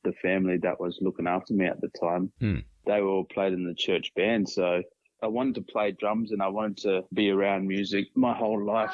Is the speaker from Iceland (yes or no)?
no; Palmerston, Northern Territory, Australia; growing up in Palmerston, Darwin